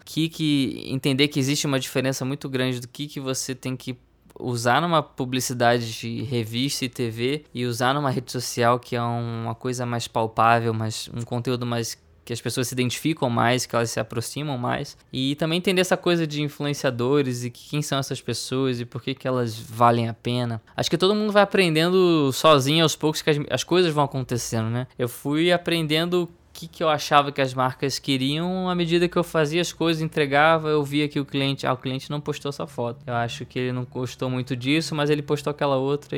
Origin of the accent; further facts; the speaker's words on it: Rio de Janeiro, Brazil; Eu, eu sou carioca, sou do Rio de Janeiro, tenho 29 anos